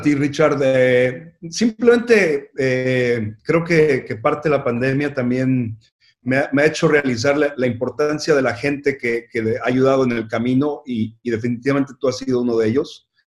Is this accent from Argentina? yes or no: no; Mexico City, Mexico; yo nací en la Ciudad de México y, tengo un gran orgullo de, haber crecido en, México.